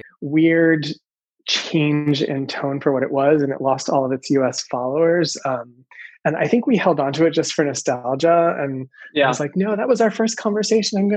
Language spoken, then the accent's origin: English; D.C., suburban Maryland, United States; I grew up outside of Washington, D.C. in suburban Maryland.